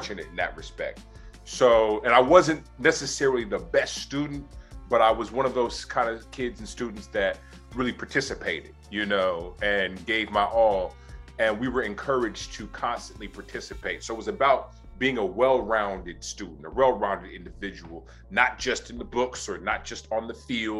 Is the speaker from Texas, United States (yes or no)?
no; Oakland, California, United States; also born or lived in Berkeley, California; growing up in Oakland, my mother was a public health nurse